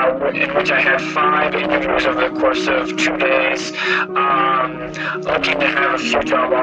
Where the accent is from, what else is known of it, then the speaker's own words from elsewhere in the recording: California, United States; moved away as an adult; also born or lived in southern Japan; now in Japan; I'm originally from California and I currently live in southern Japan.